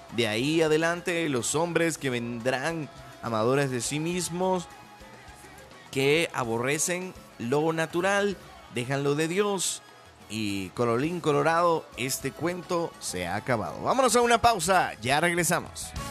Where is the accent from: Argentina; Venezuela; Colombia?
Venezuela; now in Mexico; soy de Venezuela, pero también ya soy más mexicano que pues que el Chile